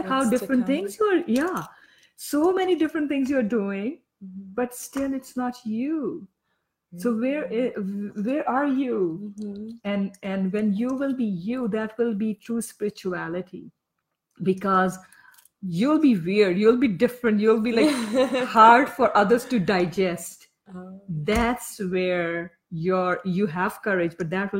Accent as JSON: {"language": "English", "country": "Pakistan", "moved": "yes", "said": "I am from Pakistan"}